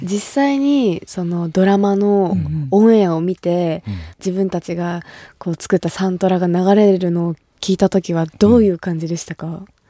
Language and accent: Japanese; Kumamoto, Japan; 私が生まれ育った熊本